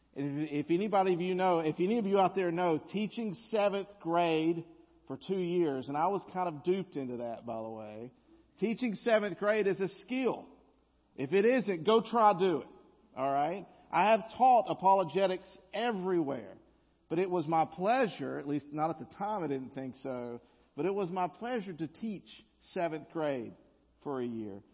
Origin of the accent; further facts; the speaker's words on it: the South, United States; accent: Southern drawl (implied)